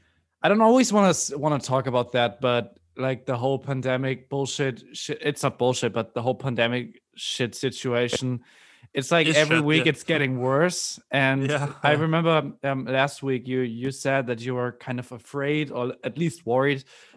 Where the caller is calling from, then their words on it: Hamburg, Germany; English is a second language; I'm speaking from Hamburg, Germany.